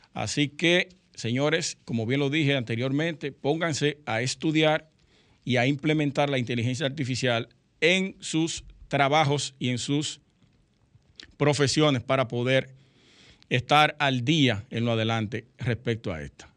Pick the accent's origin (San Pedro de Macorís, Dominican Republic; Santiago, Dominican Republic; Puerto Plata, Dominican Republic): Puerto Plata, Dominican Republic; Sosúa; now in Santo Domingo, Dominican Republic; Yo soy de Sosúa